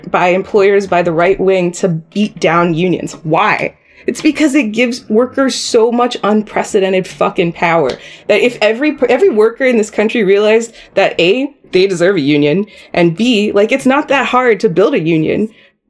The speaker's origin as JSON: {"language": "English", "town": "Columbus", "region": "Ohio", "country": "United States", "tie": "born or raised there", "said": "I'm a first generation, right? I was born here in Columbus."}